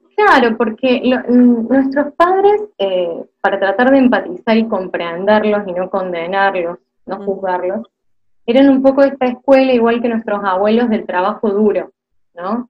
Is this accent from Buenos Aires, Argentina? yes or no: no; Córdoba, Argentina; accent: tonada cordobesa; soy cordobesa, que la tonada es algo que nos acompaña desde la cuna.